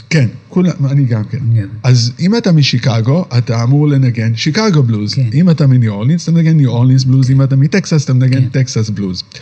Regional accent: Tel Aviv, Tel Aviv District, Israel; moved away as an adult; also born or lived in New York; גדלתי פה. פה, אוקיי, עד גיל 20.

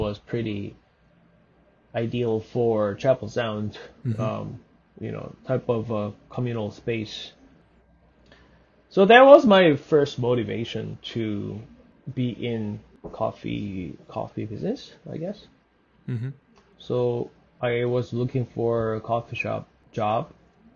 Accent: Seoul, South Korea; moved away as an adult; also born or lived in Vancouver; now in Toronto, Canada; I grew up in Seoul, so Seoul is a big city

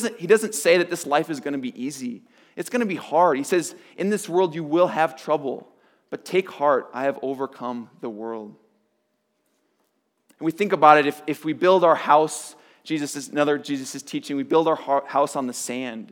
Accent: Nebraska, United States; now in Colorado, United States; I grew up in Nebraska, and so most people would just kind of pick their favorite sport team because we didn't have pro sports.

